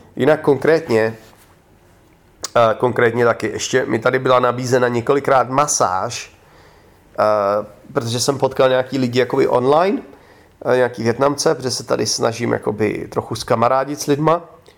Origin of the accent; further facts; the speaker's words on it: Czechia; moved away; já jsem řekl, že z Česka